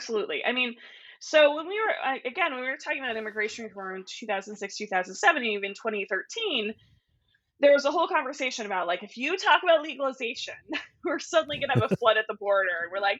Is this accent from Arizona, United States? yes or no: yes; Arizona, United States; I grew up in Arizona, you know, around my house, we have, you know, all of these things that speak to the Mexican culture that I grew up with. Not that I am Mexican, but that was part of my, you know, like, I grew up in Arizona.